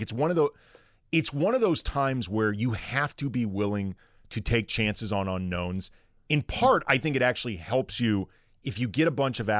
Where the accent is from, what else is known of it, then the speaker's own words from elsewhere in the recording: St. Louis, Missouri, United States; growing up in St. Louis, which is not a big NBA town at all.